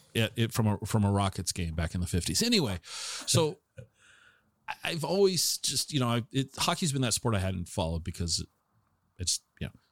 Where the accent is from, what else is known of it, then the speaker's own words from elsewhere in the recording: Tacoma, Washington, United States; I, I grew up in Tacoma